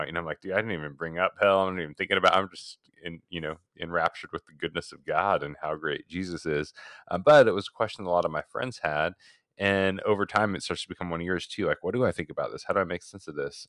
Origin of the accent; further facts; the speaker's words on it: Oregon, United States; moved away as an adult; also born or lived in Portland, Oregon; now in Phoenix, United States; fifteen of those years in my home state of Oregon